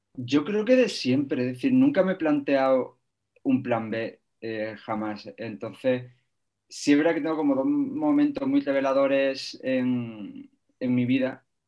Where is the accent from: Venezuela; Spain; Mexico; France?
Spain; Algodonales, Andalusia; yo soy un pueblo muy pequeñito de Argodonales, que no tenía cine